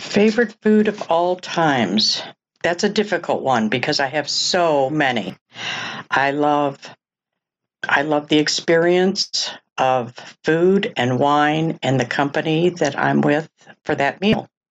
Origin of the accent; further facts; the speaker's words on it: Oak Park, Illinois, United States; also born or lived in Des Moines, Iowa / Chicago; from the age of ten on, and still, Oak Park, Illinois